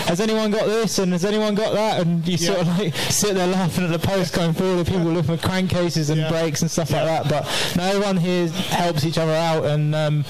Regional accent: England, United Kingdom

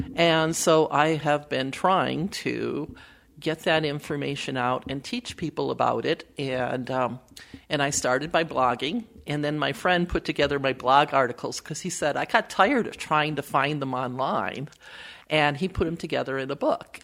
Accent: Wisconsin, United States; now in Minnesota, United States; I was born in Wisconsin

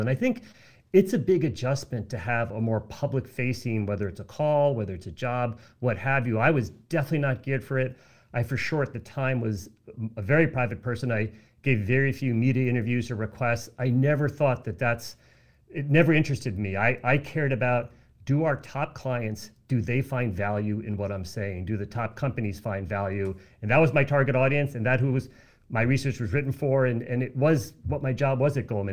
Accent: United States; I am an American

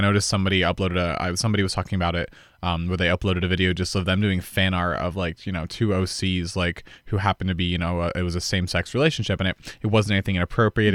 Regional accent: Boulder, Colorado, United States; back in Boulder years ago

